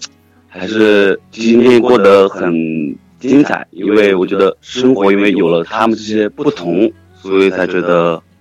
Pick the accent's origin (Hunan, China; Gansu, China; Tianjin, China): Hunan, China; 我是湖南的。